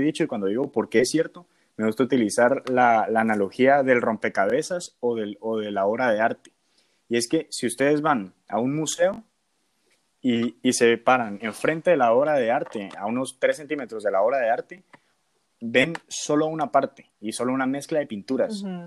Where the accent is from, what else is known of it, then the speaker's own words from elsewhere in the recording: Guatemala; moved away as an adult; cuando me fui de Guatemala la primera vez